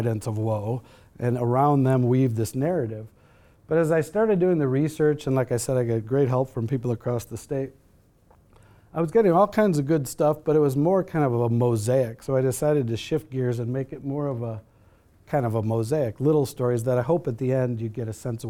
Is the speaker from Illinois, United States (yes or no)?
yes; Chicago, Illinois, United States; moved away as an adult; also born or lived in Minnesota; now in Colorado, United States; I grew up in Chicago